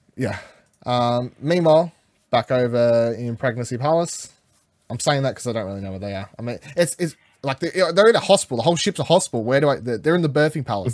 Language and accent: English; Australia; I'm Australian